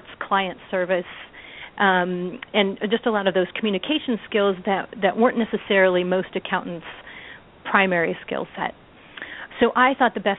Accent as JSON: {"language": "English", "region": "Midwest", "country": "United States", "also_born_or_lived": "San Jose, California", "said": "I'm from the Midwest"}